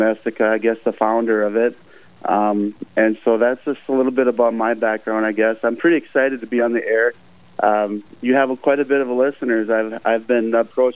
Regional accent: Elk River, Minnesota, United States; I grew up in the Elk River, Rogers area, in St. Cloud Diocese

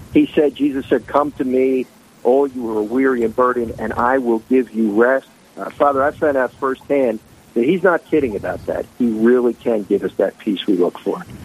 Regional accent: Philadelphia, Pennsylvania, United States; moved away as an adult; now in New Jersey, United States; I was born and raised in Philadelphia, PA

